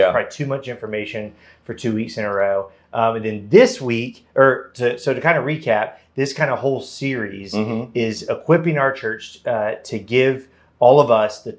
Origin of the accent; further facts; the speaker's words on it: Tallahassee, Florida, United States; I grew up in Tallahassee.